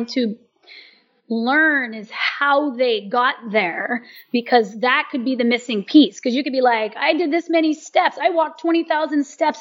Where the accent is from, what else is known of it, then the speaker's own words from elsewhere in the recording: United States; I'm American